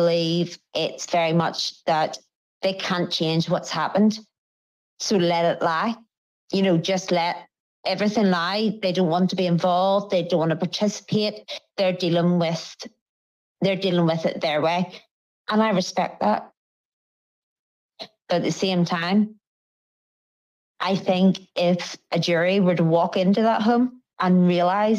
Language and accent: English; Northern Ireland, United Kingdom; I'm Northern Irish, so I'm an Irish citizen, also a British citizen